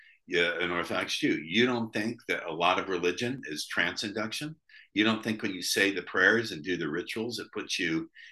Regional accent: United States; I'm an American

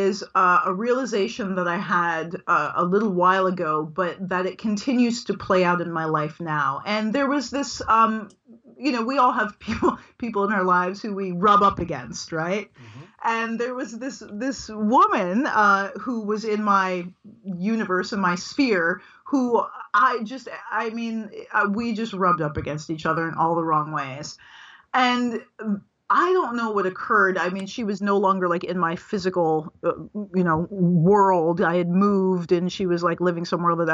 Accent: United States; I am an American, and I'm from African American descent

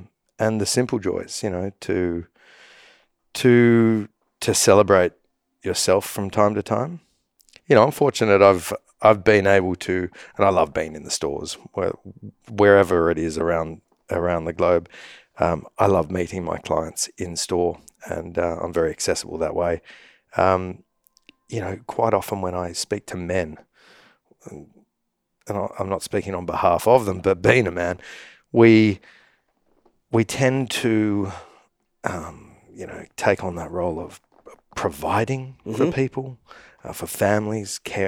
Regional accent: Sydney, New South Wales, Australia; growing up in Sydney, Australia, I spend a lot of time in the outdoors

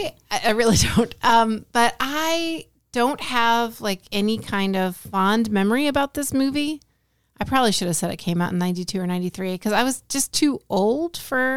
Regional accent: Philadelphia, Pennsylvania, United States; I'm from Philadelphia.

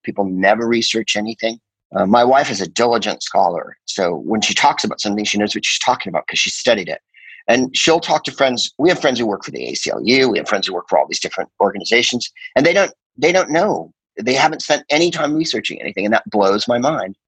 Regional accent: San Carlos, California, United States; also born or lived in Phoenix, Arizona; I'm from San Francisco, and uh, you know that has a definite influence on you when you're from the Bay Area

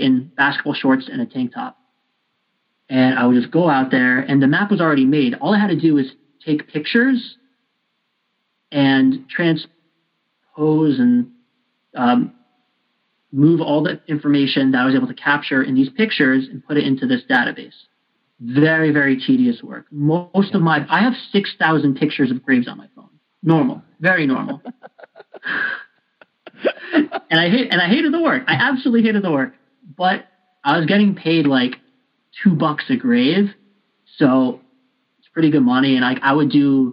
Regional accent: Albany, New York, United States; moved away; also born or lived in Colombia; I grew up in Albany

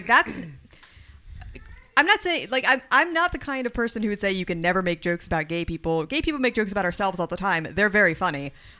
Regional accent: Lancaster, Pennsylvania, United States; moved away; because I grew up out in Lancaster

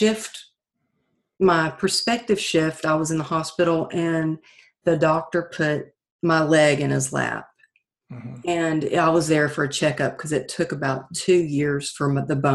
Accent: Texas, United States; now in California, United States; growing up in Texas

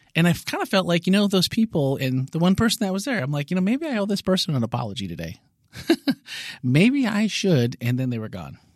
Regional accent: Wisconsin, United States; I'm from Wisconsin

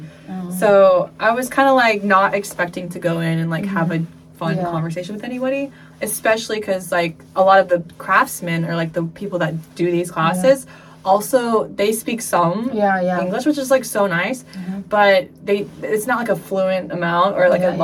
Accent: Midwest, United States; now in Seoul, South Korea; I'm from the Midwest

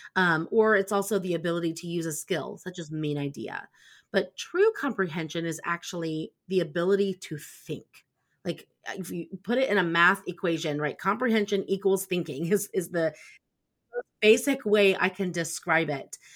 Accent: Indiana, United States; I'm from Indiana.

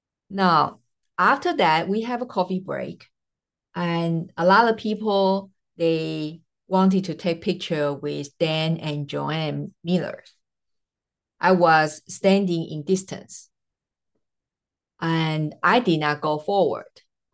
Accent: Taiwan; first language Mandarin; English is a second language; also born or lived in Jamaica; now in United States; well, I am originally from Taiwan, so my mother tongue is Mandarin. But after relocating over 3 continents and 3 states in USA plus Jamaica, you can pretty much just figure out all my messed up accent, right?

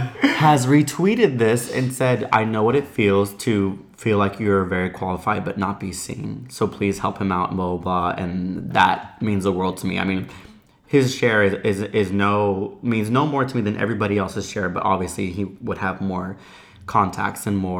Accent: United States; Hey, I'm a Mexican-American. I moved from Orlando, Florida.

